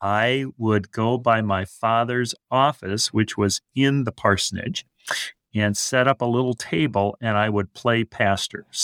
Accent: western Iowa, United States; also born or lived in Oregon; So I grew up in Iowa West. I was born in Oregon, Northwest District, but from 4 until I graduated from high school, Iowa West

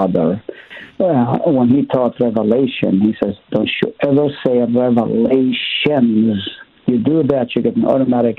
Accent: Haifa, Haifa District, Israel; moved away; also born or lived in Nazareth; I was born in Nazareth, grew up in Haifa

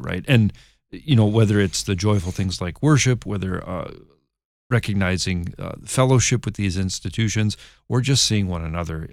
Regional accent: Michigan, United States; I'm from Michigan

